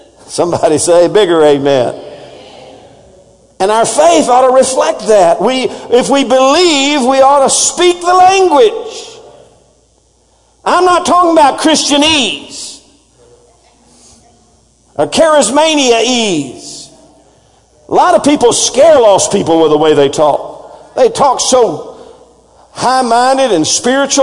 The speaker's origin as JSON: {"language": "English", "region": "Texas", "country": "United States", "accent": "Texas", "said": "my Texas accent"}